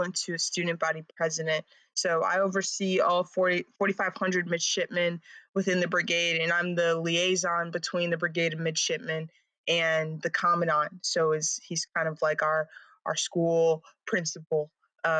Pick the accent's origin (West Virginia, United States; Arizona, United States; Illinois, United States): Illinois, United States; Lake Forest; moved away; I'm from Lake Forest, Illinois, which is a north suburb of Chicago. And so I grew up in a pretty small town.